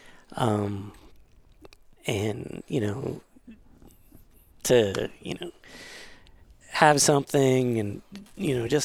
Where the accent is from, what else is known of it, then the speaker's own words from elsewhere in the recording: Canada; moved away; I grew up in Canada